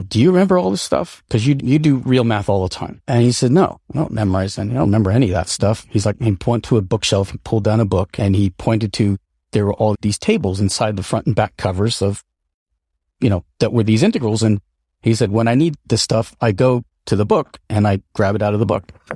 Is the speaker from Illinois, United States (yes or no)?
no; upstate New York, United States; also born or lived in Seattle, Washington / Colden Common, Winchester, United Kingdom; I was born in Seattle, Washington, and at a relatively, uh, young age, our family moved to, uh, rural, like upstate New York, and that's where I, uh, my sister and I uh, grew up